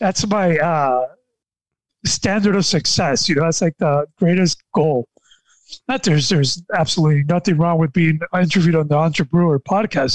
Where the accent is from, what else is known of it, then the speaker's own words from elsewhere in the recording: Nicaragua; I am from Nicaragua and I and I live in Nicaragua